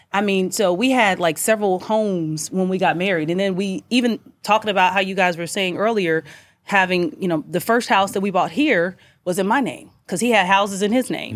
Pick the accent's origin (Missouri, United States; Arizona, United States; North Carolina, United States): Missouri, United States; Kansas City; also born or lived in St. Louis, Missouri; I'm from Kansas City, then I went to med school in Salute